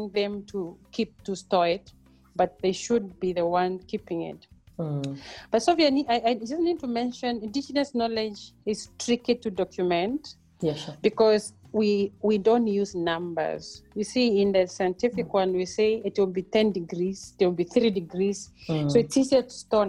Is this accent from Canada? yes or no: no; Mbeere, eastern Kenya, Embu County, Kenya; moved away as an adult; also born or lived in Nairobi, Kenya / Europe; now in South Africa; I am a village girl born and bred in Kenya, in Mbere, in eastern part of Kenya.